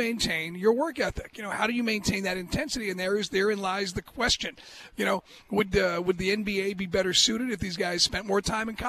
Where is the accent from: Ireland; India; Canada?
Ireland; As an Irish guy, you know, we all have our dreams.